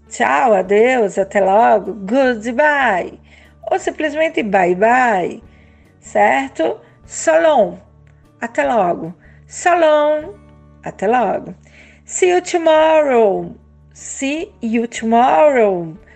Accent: Brazil; also born or lived in São Miguel dos Campos, Alagoas; Eu sou do Brasil.

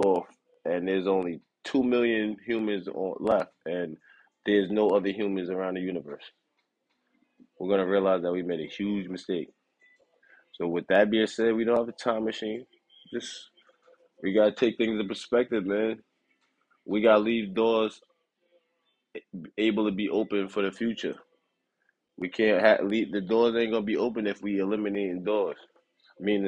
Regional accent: New York City, New York, United States; I'm from New York

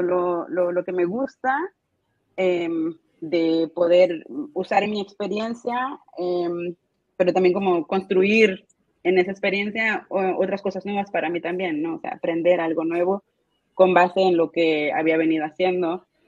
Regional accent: Mexico; moved away as an adult; also born or lived in Germany / Zurich, Switzerland; now in Switzerland; Y vivo actualmente cerca de Zurich, pero soy mexicana, eh, expatriada ya desde varios años en el mundo germano germanoparlante

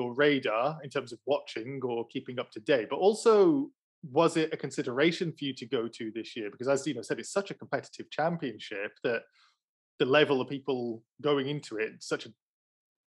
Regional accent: United Kingdom; as a British person

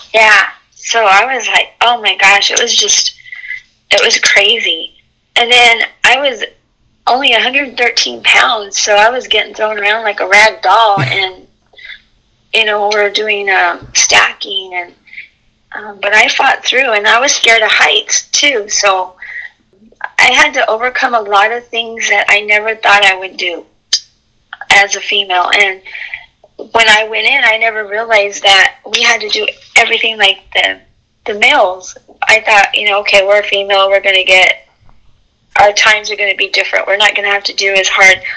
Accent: Alamogordo, New Mexico, United States; I lived in I was raised in Alamogordo

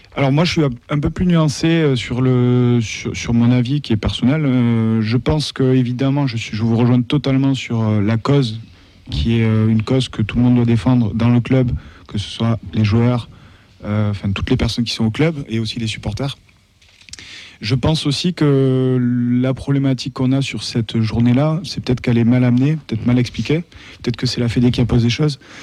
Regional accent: Toulouse, Occitania, France; quand on est Toulousain

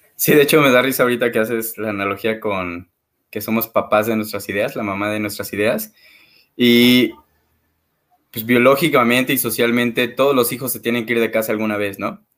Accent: Xalapa, Veracruz, Mexico; moved away as an adult; now in Mexico City, Mexico; soy de Jalapa, Veracruz, me mudo a Ciudad de México hace seis años

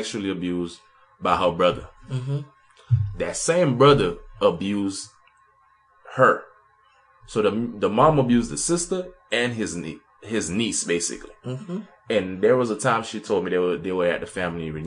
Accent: Haiti; moved away; I was raised in Haiti

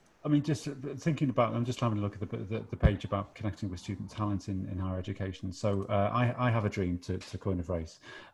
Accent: Liverpool, North West England, United Kingdom; I'm from Liverpool and it's quite far away from Brighton.

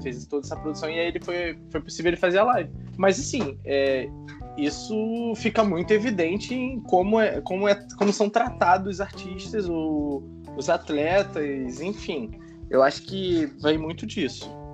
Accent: Rio de Janeiro, Brazil; moved away; also born or lived in Pernambuco; eu sou do Rio Capital, sou do Rio, mostro minha identidade aqui mesmo

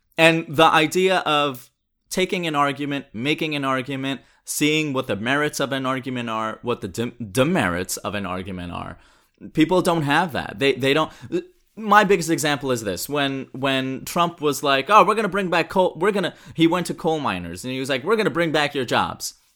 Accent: Pakistan; I'm Pakistani

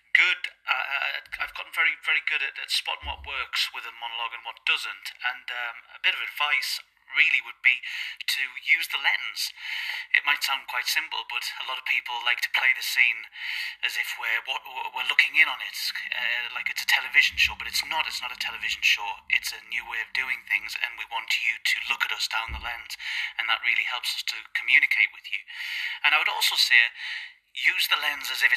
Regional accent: Crook, North East England, United Kingdom; I'm an actor from Crook, County Durham, in the northeast of England

